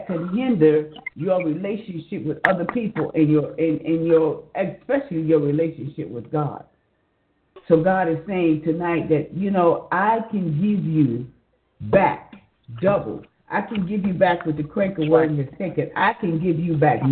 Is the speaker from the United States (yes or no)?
yes; New York City, New York, United States; now in Georgia, United States; I'm a New Yorker, born and bred in New York City. And I always say, I'm a Harlem girl